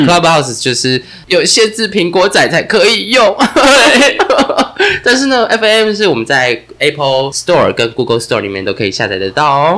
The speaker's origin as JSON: {"language": "Chinese", "region": "central-southern Taiwan", "country": "Taiwan", "tie": "born or raised there", "moved": "yes", "said": "像我们是中南部长大的孩子"}